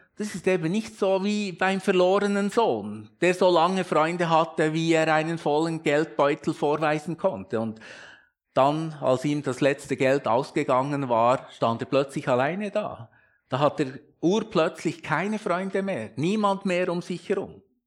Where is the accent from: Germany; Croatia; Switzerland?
Switzerland; als Schweizer